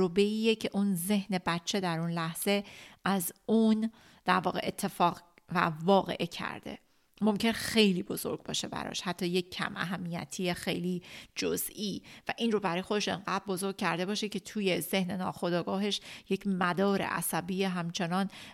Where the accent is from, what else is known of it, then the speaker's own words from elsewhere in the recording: Iran; moved away; که تو اون مملکت کوفتی بزرگ شدیم